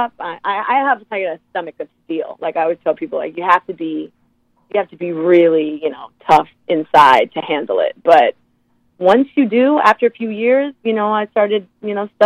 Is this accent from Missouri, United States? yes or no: no; Oakland, California, United States; moved away as an adult; also born or lived in Los Angeles, California; now in New York, United States; I grew up in Oakland, California, in the Bay Area.